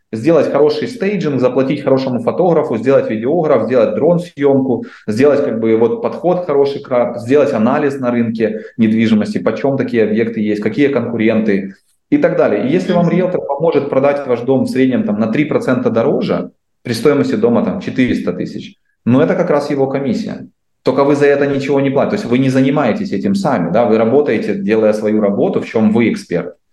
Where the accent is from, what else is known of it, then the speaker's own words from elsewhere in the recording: Dnipro, Dnipropetrovsk Oblast, Ukraine; now in Canada; я из Украины, из Днепра